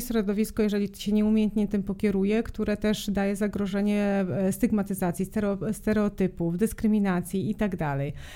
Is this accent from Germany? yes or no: no; Serbia; moved away; ja jestem Serbką z pochodzenia, o tym nie powiedzieliśmy, jestem z Bałkanów